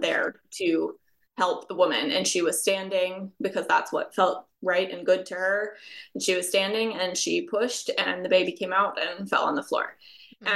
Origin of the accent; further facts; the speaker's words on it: United States; my home country of the United States